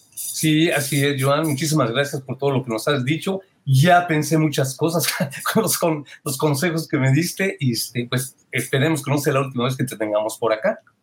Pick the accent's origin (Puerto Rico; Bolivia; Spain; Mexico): Mexico; now in United States; yo soy de México, y no teníamos la cultura ni del ahorro ni del financiamiento. Eh, eso lo vine a aprender acá en Estados Unidos.